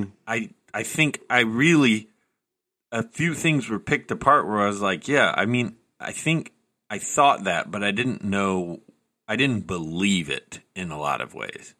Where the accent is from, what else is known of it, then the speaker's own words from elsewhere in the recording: the South, United States; accent: mild Southern; I grew up in the South, and I have a mild Southern accent sometimes.